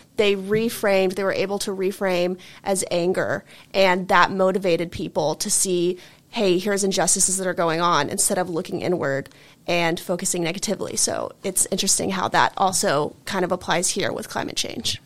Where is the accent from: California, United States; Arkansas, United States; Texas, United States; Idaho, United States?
Texas, United States; Dallas; moved away; my hometown, you know, in Dallas